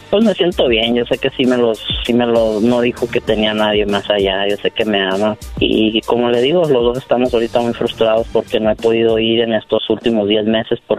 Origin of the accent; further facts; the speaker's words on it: Durango, Mexico; now in United States; No, yo soy de México, de Durango.